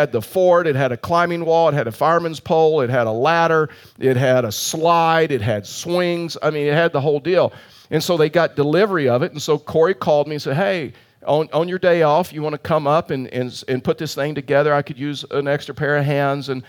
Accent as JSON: {"language": "English", "region": "Colorado", "country": "United States", "said": "I'm from Colorado"}